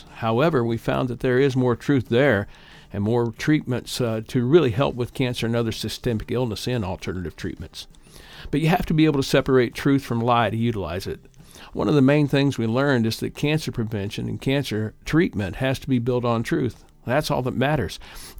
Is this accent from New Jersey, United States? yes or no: no; Little Mug Creek, Kentucky, United States; now in Indiana, United States; I live in Northeast Indiana, having moved here with my family about 55 years ago. I'm originally from East Kentucky, Little Mug Creek, to be specific, in Floyd County.